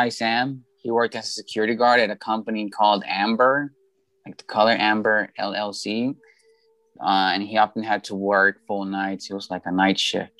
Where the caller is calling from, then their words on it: Guadalajara, Jalisco, Mexico; I am calling from Guadalajara, Mexico.